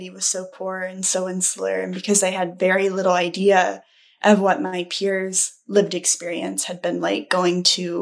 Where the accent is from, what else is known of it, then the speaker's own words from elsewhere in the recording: rural Texas, United States; moved away as an adult; where I'm from, I'm also from the South and from a small town in rural Texas. For the vast majority of my life, I grew up in towns that ranged from populations